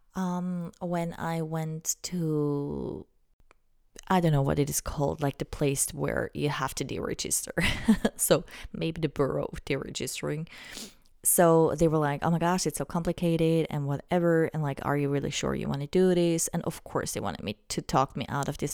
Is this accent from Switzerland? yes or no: yes; Switzerland; I'm from Switzerland